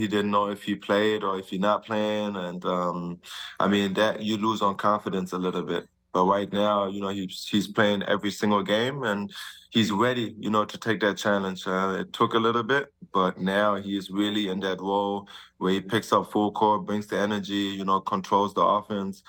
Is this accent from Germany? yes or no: yes; Germany; moved away; we had Prinzenpark, it's called, back in my hometown